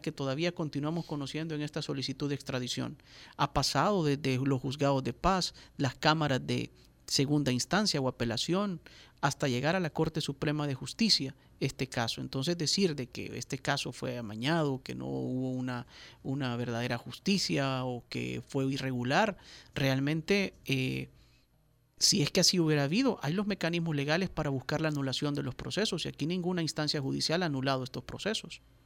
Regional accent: El Salvador; nosotros como salvadoreños

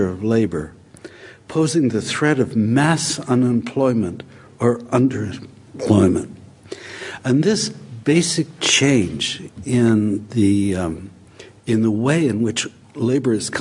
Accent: United States; I grew up in America in something like the welfare state

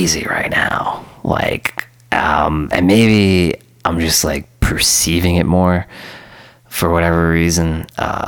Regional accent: New York City, New York, United States; when I was a teenager and I was growing up in Queens

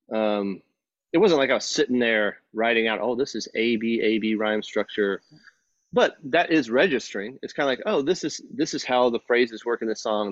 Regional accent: Texas, United States; growing up in Texas

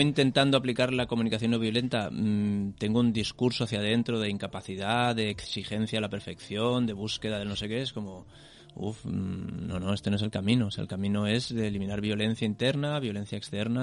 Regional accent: Corbera, Spain; de mi pueblo, en Corbera

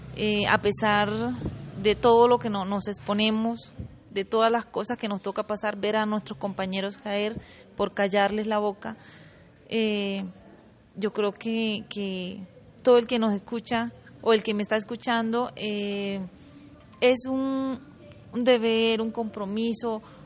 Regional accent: Pivijay, Magdalena, Colombia; un pueblo donde yo nací, yo crecí

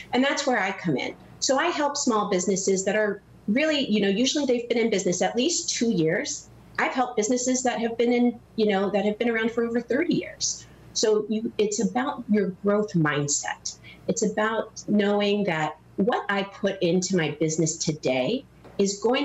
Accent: Hawaii, United States; now in Naperville, United States; I was actually born and raised in Hawaii

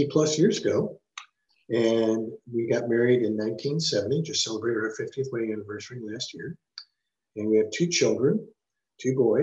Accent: St. Louis, Missouri, United States; I'm originally from St. Louis, Missouri

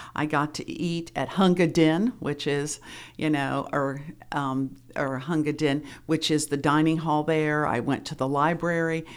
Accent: Springfield, Ohio, United States; moved away; also born or lived in Oxford, Ohio; I'm from Springfield, Ohio

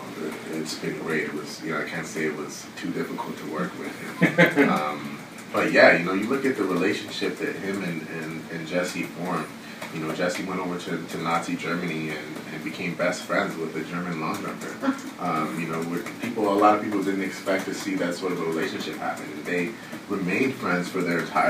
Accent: Canada; being Canadian

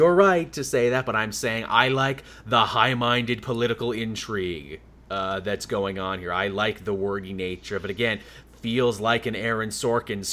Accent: Canada; I'm a Canadian

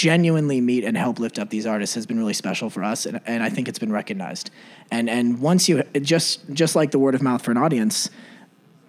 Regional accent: La Grange, Illinois, United States; also born or lived in Indianapolis; growing up in LaGrange, just west of here

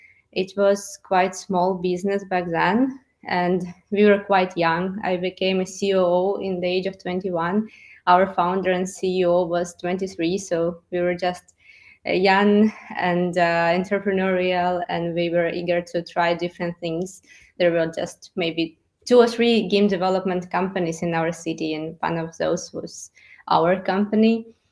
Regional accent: Luhansk, Luhansk Oblast, Ukraine; moved away as an adult; Lugansk, my hometown in the eastern Ukraine. It's an industrial city, and people who live there are hardworking, straightforward, and entrepreneurial. I was born and raised there

